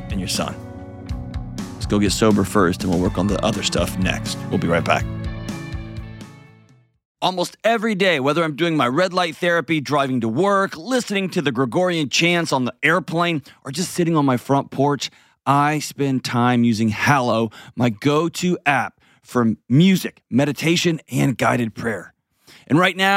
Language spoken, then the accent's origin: English; Texas, United States; moved away; my home state of Texas